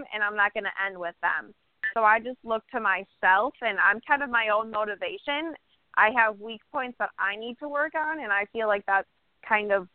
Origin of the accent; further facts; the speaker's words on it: Chicago, Illinois, United States; moved away as an adult; now in Florida, United States; I'm originally from Chicago